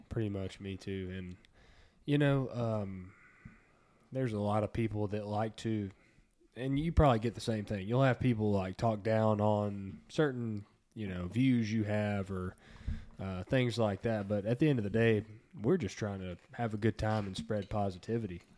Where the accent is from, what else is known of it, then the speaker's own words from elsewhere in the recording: Texas, United States; we're from Texas